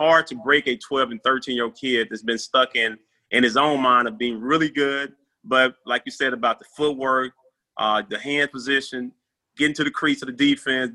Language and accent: English; Tennessee, United States; moved away; my home state of Tennessee